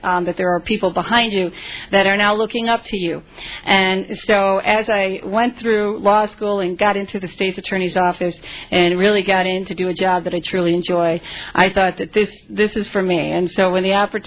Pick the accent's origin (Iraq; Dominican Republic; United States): United States; Chicago, Illinois; I was born in Pilsen, in the city of Chicago. I grew up in a very humble home